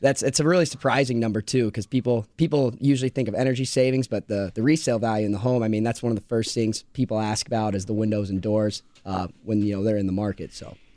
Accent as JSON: {"language": "English", "region": "Iowa", "country": "United States", "tie": "born or raised there", "said": "I grew up in Iowa"}